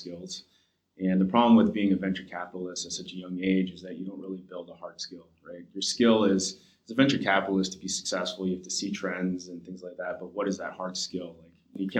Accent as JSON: {"language": "English", "town": "Los Angeles", "region": "California", "country": "United States", "tie": "born or raised there", "said": "I grew up"}